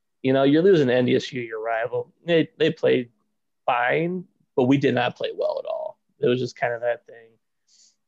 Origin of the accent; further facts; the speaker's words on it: Windom, Minnesota, United States; I'm from Windham, Minnesota, which was 2 hours from Brookings